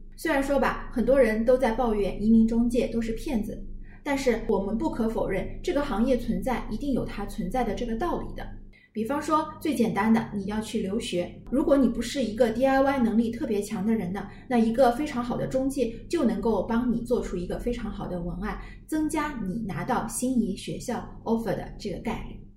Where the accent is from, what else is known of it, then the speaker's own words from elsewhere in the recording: China; 我们中国人